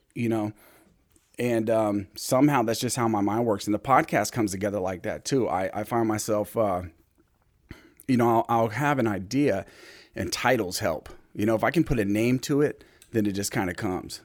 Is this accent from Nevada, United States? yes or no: no; Anchorage, Alaska, United States; I grew up in Mountain View